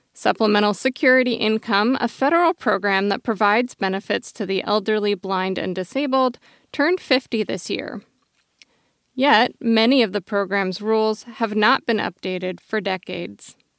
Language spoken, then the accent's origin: English; Eugene, Oregon, United States; I grew up in Tracktown, U S A, otherwise known as Eugene, Oregon